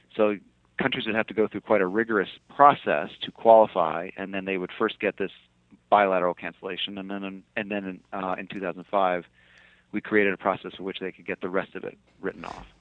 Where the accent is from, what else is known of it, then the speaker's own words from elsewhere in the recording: Fairbanks, Alaska, United States; also born or lived in Anchorage, Alaska; I was I was born and raised in in Alaska